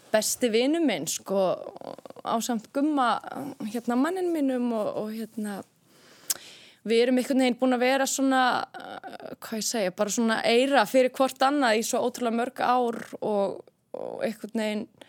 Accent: Garðabær, Capital Region, Iceland; ég er alveg upp í Garðabæi

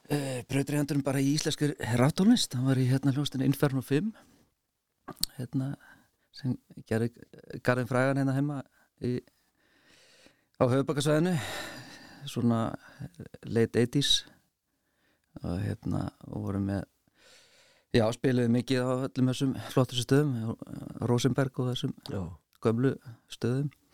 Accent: Reykjavík, Capital Region, Iceland; er uppalinn í Reykjavík í 101 og er þar enn

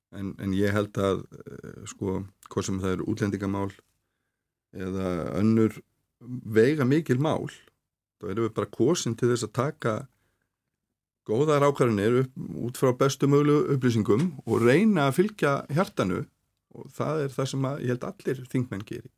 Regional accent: Reykjanesbær, Southern Peninsula, Iceland; ég get bara tekið dæmið úr mínum heimabæ e, ég er e, var í fjölbjörnsskóla Suðunísja

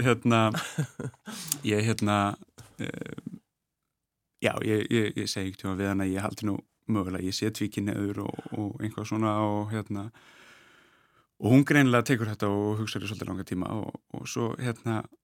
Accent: Reykjavík, Capital Region, Iceland; ólst upp í Sælökaru í Brealdi

